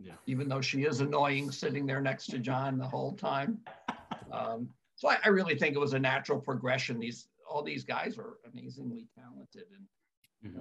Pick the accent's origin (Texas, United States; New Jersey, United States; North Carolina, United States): New Jersey, United States; I grew up in New Jersey